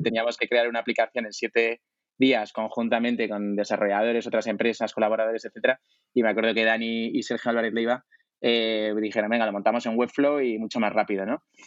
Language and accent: Spanish; Zaragoza, Aragon, Spain; moved away; also born or lived in France / Italy / New York; soy de Zaragoza